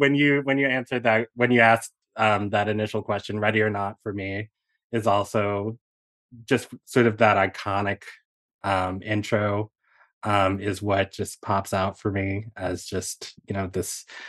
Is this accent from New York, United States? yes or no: no; Virginia, United States; I grew up just outside of D.C., in Northern Virginia.